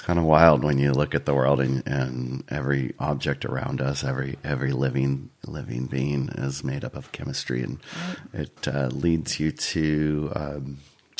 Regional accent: Escondido, California, United States; moved away as an adult; also born or lived in San Luis Obispo, California; now in Paso Robles, United States; I grew up in Escondido, Southern California, San Diego County.

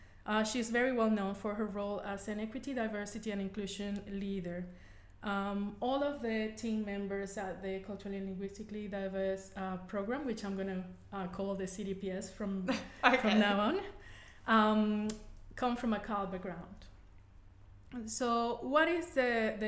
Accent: Venezuela; first language Spanish; English is a second language; moved away as an adult; now in Australia; I'm originally from Venezuela and Spanish is my native language

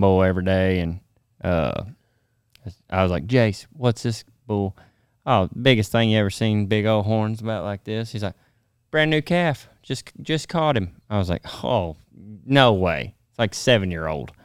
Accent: Jonesboro, United States; born or raised there

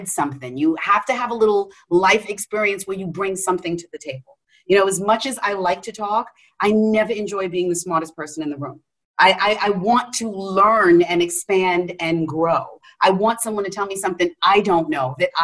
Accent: New York City, New York, United States; I'm a chick from Queens.

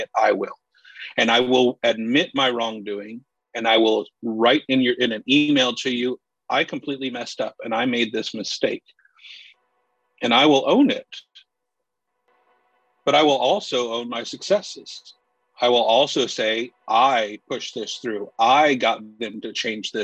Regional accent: the South, United States; I grew up in the South in a town where I'm pretty sure I was the only Hispanic

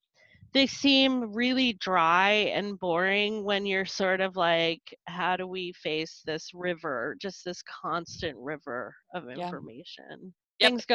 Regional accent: North Carolina, United States; also born or lived in Stockton, California / upstate New York / Colorado / Texas; now in Seattle, United States; So I was born in California, in Stockton, California. And we moved to upstate New York when I was a kid, when I was a baby, like two. And we moved to North Carolina when I was seven.

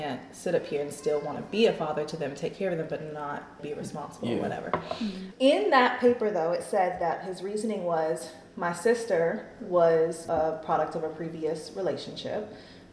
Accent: United States; I grew up in Oconee County in the 90s, where there weren't a lot of black people in general

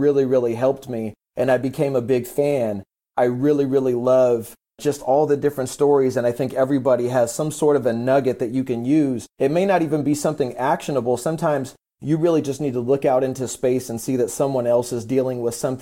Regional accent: San Diego, California, United States; I'm from San Diego, California, 37 years old

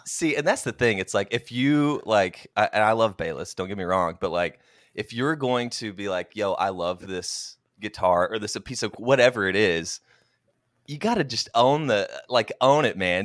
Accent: Oklahoma, United States; moved away; so I'm originally from Oklahoma, went to the University of Oklahoma

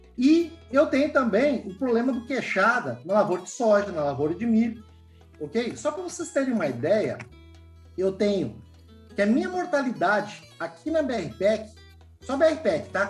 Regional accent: Rio Grande do Sul, Brazil; moved away; Eu venho de pequena propriedade. Eu sou gaúcho

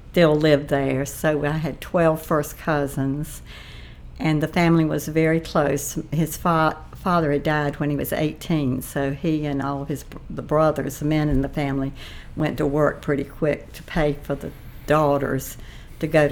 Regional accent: Wilson, North Carolina, United States; moved away as an adult; now in Ashland, United States; Grew up in Wilson, North Carolina

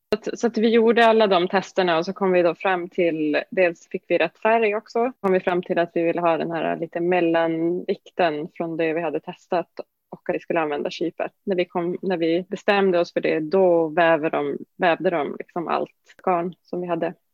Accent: Norrbotten County, Sweden; Norrbotten där jag kommer ifrån.

